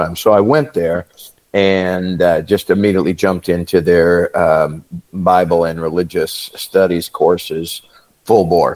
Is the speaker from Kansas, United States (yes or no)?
yes; Southwest Kansas, United States; I was born in Southwest Kansas to farming parents